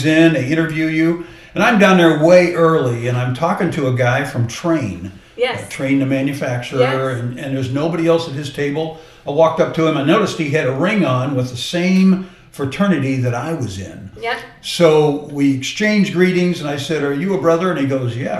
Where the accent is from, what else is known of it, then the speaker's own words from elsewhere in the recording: Dallas, Texas, United States; also born or lived in Phoenix, Arizona / Missouri; now in Dallas, United States; I was born in Dallas, so I'm coming home